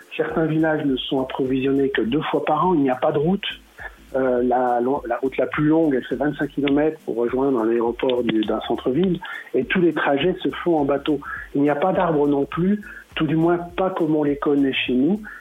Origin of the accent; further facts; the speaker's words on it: Saint-Claude, Bourgogne-Franche-Comté, France; je suis né à Saint-Claude